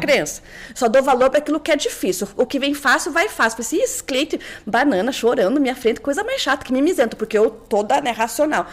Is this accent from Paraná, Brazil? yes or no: yes; Curitiba, Paraná, Brazil; moved away as an adult; also born or lived in São Paulo; eu sou curitibana